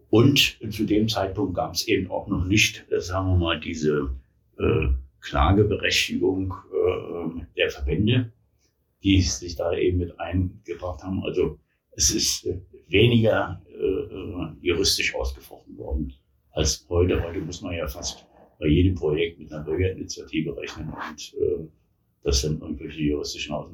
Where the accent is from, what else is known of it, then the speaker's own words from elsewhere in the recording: Berlin, Germany; born there; now in Taunusstein, Germany; Ja, ich hab, äh, bin in Berlin geboren, war dann äh, am Ende des Zw